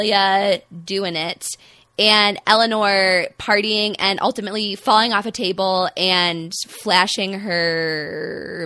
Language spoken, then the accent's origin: English; Midwest, United States; accent: Midwestern; if you couldn't tell by my horrifying Midwestern accent, I am an American